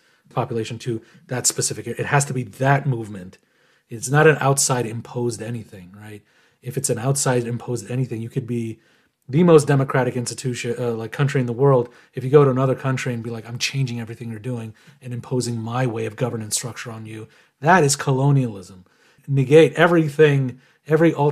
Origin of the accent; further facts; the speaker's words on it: Iran; now in United States; I was born in Iran